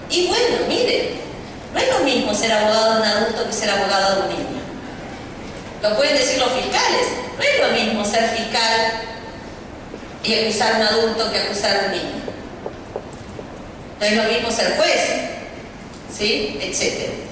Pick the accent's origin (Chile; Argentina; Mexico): Argentina